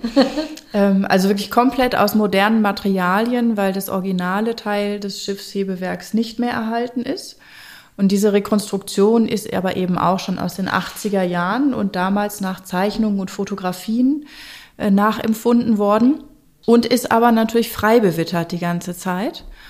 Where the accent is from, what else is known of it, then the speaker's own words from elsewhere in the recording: North Rhine-Westphalia, Germany; ich komme ja hier aus der Gegend